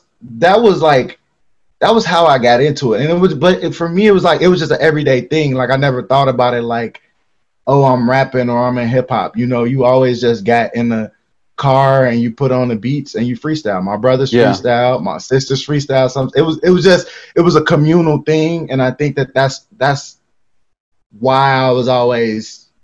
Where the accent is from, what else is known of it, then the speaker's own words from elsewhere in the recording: Harvey, Illinois, United States; I was born in Harvey. It's about, let's say, 25 minutes from downtown Chicago